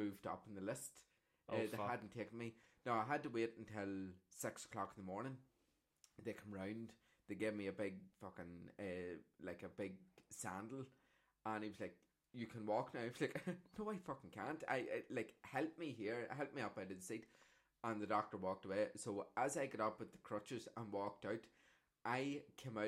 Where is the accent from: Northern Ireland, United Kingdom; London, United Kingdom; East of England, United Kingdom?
Northern Ireland, United Kingdom; South Armagh; my experience in South Armagh growing up